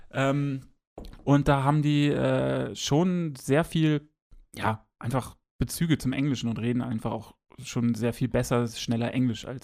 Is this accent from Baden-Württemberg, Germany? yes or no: no; Lower Saxony, Germany; accent: northern German; moved away; ich komme ursprünglich aus Niedersachsen. Äh, da spricht man eigentlich so gut wie gar kein Dialekt.